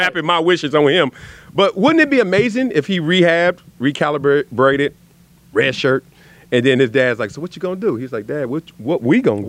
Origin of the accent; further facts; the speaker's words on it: Los Angeles, California, United States; also born or lived in Compton; we moved from Compton to South Central.